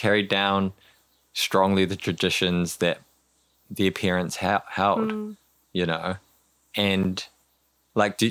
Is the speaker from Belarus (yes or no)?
no; New Zealand; I'm just growing up in the Kiwi, you know, speaking English in school, growing up here